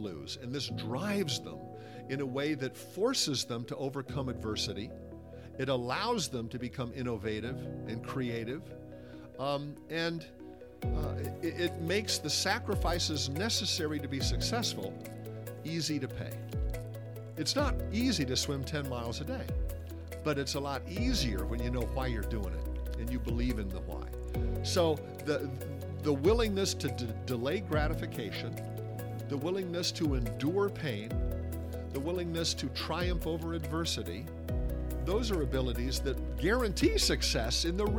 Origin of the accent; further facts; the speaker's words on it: California, United States; also born or lived in Italy / England; I was the outsider. I was the American in Italy. I was the Yank in England, and I came back to California in time